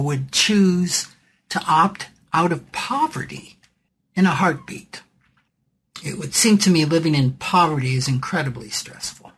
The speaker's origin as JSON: {"language": "English", "region": "South Dakota", "country": "United States", "said": "my home state of South Dakota"}